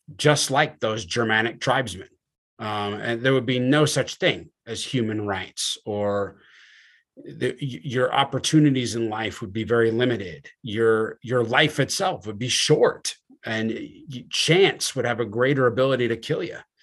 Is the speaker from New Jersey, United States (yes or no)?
yes; New Jersey, United States; I'm from New Jersey